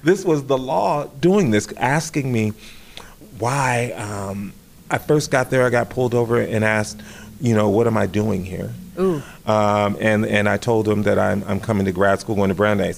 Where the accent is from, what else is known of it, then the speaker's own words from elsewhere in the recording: Riverside, California, United States; moved away as an adult; I came from the Los Angeles County area, a suburban city called Riverside